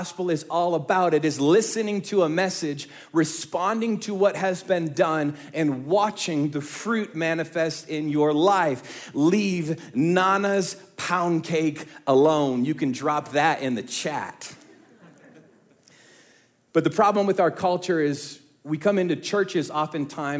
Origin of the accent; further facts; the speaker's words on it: Midwest, United States; We are from the Midwest